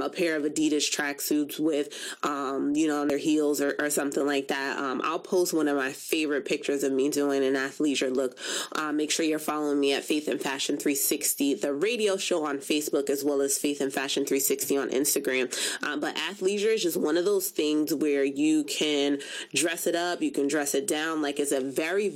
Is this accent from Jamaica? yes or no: yes; Jamaica; I am Jamaican